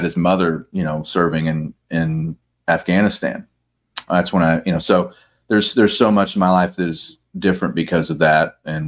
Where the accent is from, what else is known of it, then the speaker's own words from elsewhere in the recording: United States; I'm an American, and I hear a lot of my fellow Americans are very, because of their Christian Zionism, are very much pro-Israel